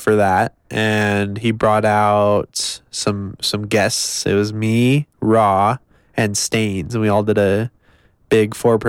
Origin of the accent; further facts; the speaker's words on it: Salt Lake City, Utah, United States; From Salt Lake City. Most people think I'm from Denver, but I am from Salt Lake City.